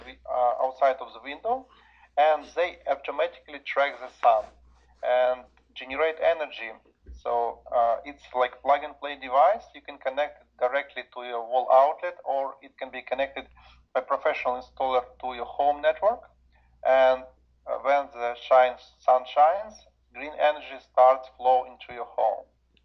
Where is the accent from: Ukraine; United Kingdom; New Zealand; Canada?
Ukraine; born there; English is a second language; also born or lived in Germany / Mongolia / Russia; I was born in Ukraine, but I lived in different countries. I finished my high school in Germany, and also I lived for about 5 years in Mongolia and Russia and so on.